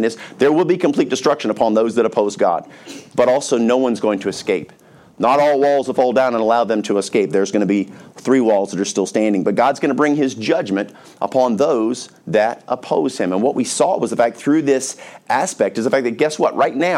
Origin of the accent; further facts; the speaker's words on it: North Carolina, United States; I grew up in North Carolina